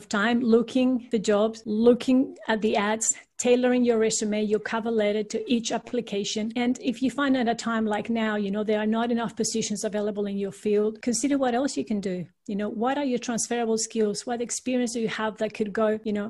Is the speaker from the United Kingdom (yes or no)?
no; Peru; now in Australia; I'm actually originally from Peru in South America, and all my family is still there